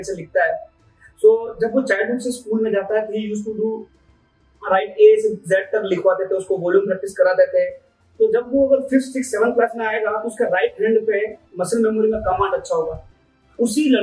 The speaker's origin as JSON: {"language": "Hindi", "town": "Banswara", "region": "Rajasthan", "country": "India", "tie": "born there", "said": "मेरे great grand father Congress के एक लीडर थे बासवाड़ा में आ, उनके घर में मेरा पैदा हुआ हूँ नाइनटीन में"}